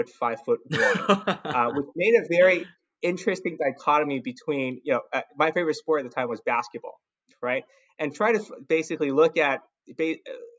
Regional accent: Los Angeles, California, United States; also born or lived in San Francisco Bay Area / San Diego; I grew up in Southern California, specifically Los Angeles, right? I went to high school here

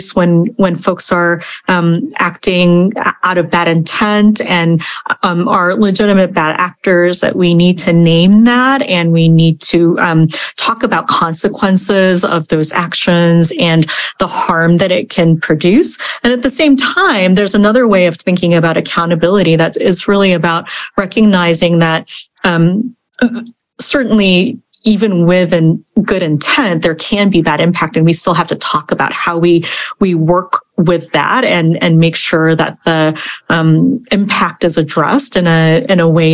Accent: Kansas, United States; moved away; also born or lived in Korea; I'm a 40 something Korean American woman, I'm Asian American, 1.5 generation immigrant. I also grew up in the Midwest in Kansas

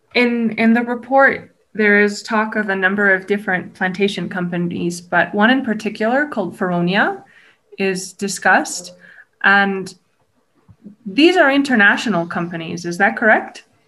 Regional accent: Canada; I am Canadian myself

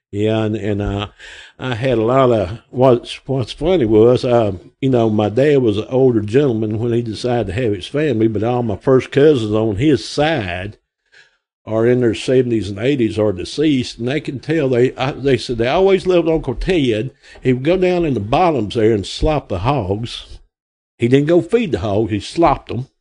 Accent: Grapevine, Arkansas, United States; I'm from Grapevine. I was born here August, uh, May the 24th of 1960, right up the road here

